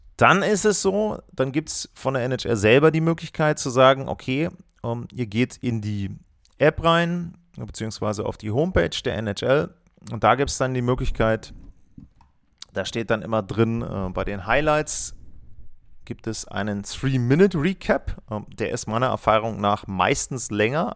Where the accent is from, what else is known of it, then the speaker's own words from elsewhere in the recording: Germany; Bei uns in Deutschland